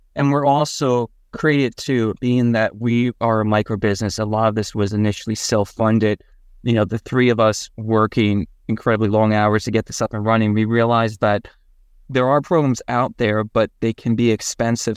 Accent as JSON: {"language": "English", "town": "Washington", "region": "New Jersey", "country": "United States", "tie": "born or raised there", "also_born_or_lived": "Colorado", "moved": "as an adult", "said": "what was essentially my hometown"}